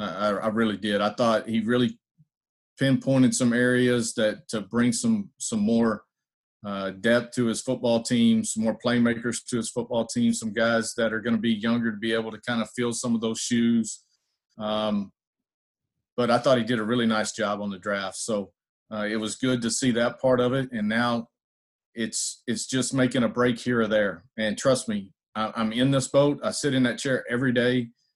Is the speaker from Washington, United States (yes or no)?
no; Texas, United States; I am a big football guy and grew up a Cowboys fan. I'm from Texas.